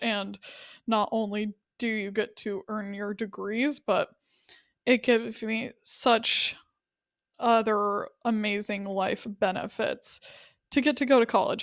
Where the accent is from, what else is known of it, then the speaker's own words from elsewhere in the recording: Wyoming, United States; I was from Wyoming.